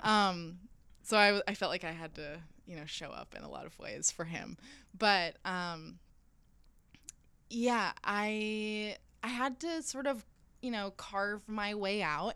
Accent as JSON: {"language": "English", "region": "rural southern Alabama", "country": "United States", "tie": "born or raised there", "also_born_or_lived": "Rome", "moved": "as an adult", "said": "growing up in Alabama, I mean, I grew up in the middle of nowhere"}